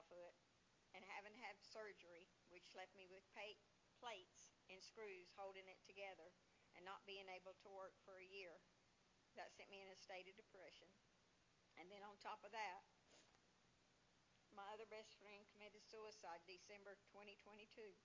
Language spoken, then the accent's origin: English; Jamestown, North Carolina, United States; I grew up in Jamestown, North Carolina, in a Christian home